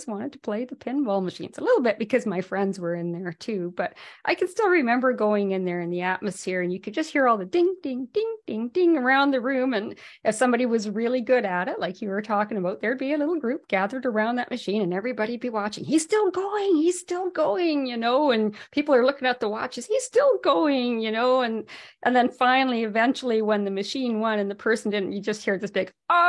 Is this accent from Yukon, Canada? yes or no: yes; Whitehorse, Yukon, Canada; moved away; Now, I'm from the Yukon originally, from Whitehorse